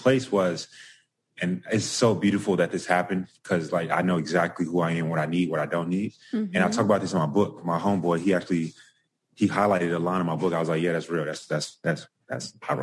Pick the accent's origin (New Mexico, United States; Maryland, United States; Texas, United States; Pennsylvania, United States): Texas, United States; Dallas; now in Austin, United States; I'm from Dallas